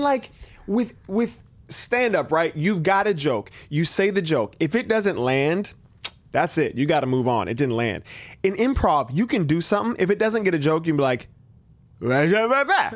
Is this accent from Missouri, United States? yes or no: no; Benicia, California, United States; also born or lived in Vallejo; growing up in Benicia